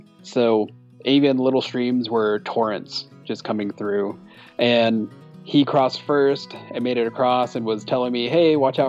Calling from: Knoxville, Tennessee, United States; also born or lived in Los Angeles; So right now I'm in Knoxville, Tennessee, hanging out in between the thru hiking season, as it were.

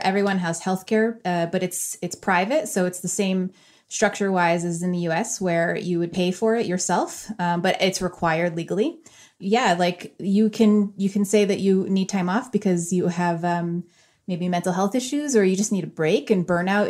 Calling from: Switzerland; also born or lived in New York City, United States / London, United Kingdom; And I'm calling from Switzerland.

